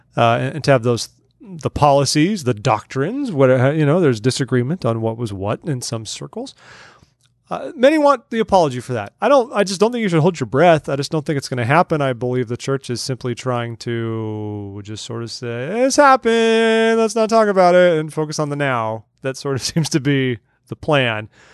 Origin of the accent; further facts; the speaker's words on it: Southern California, United States; I grew up in Southern California